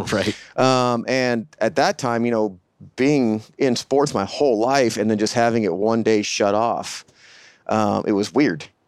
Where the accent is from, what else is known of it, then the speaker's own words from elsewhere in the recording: San Diego, California, United States; moved away as an adult; I'm actually a San Diego native, um, born and raised in San Diego